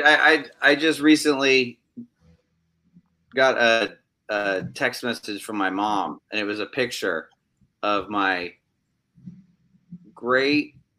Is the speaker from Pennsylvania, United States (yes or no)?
no; Maine, United States; also born or lived in California; I was from California, but my mom married my stepdad, who was from Maine, and we moved to the middle of the woods in Maine and lived in a summer camp